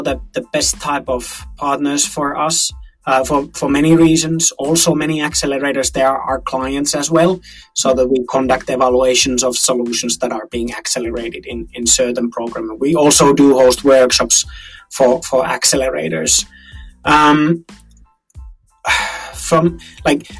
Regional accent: Finland; we are from Finland

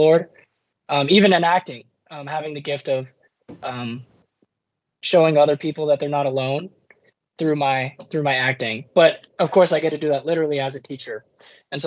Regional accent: San Diego, California, United States; also born or lived in Notre Dame, Indiana; born and raised in San Diego

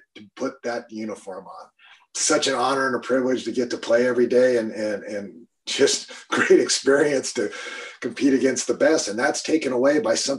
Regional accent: Eastern Washington, United States; I'm from Eastern Washington

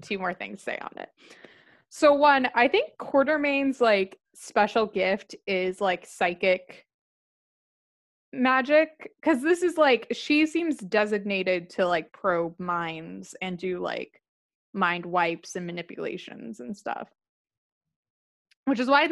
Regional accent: California, United States; I'm from California

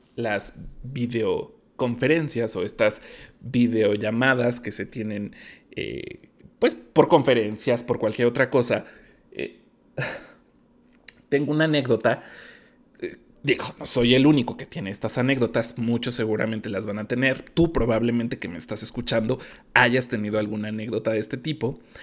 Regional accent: Mexico; como buen mexicano

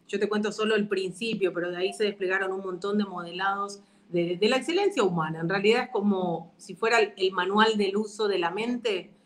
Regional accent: Argentina; now in Paraguay; Yo que, si bien nací en Argentina, vivo en Paraguay hace mucho tiempo, me doy cuenta de las diferencias culturales que tenemos.

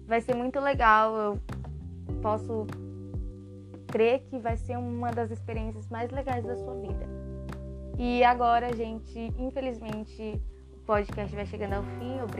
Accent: Brazil; a gente é brasileiro. Aqui em São Paulo

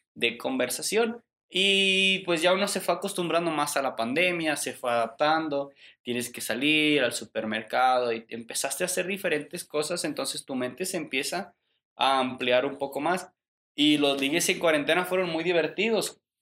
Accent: Mexico; nosotros como mexicanos

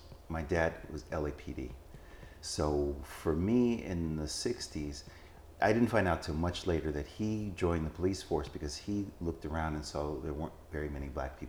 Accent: Los Angeles, California, United States; moved away as an adult; also born or lived in Texas / Germany / Maryland; So I was born in Los Angeles, California.

